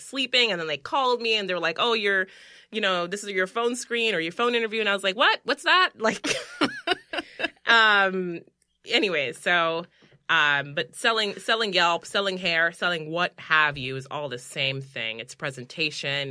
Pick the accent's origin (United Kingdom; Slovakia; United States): United States; New York City, New York; I was born in the Bronx